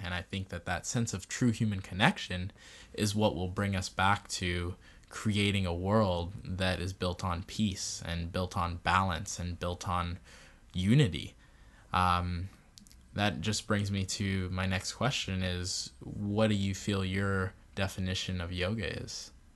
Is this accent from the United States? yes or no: no; Barbados; I'm from Barbados and that's my facial features. I'm West Indian.